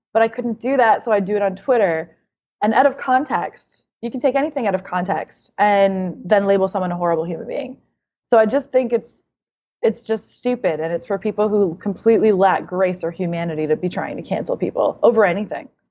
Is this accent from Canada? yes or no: yes; Canada; now in United States; being Canadian and then moving to America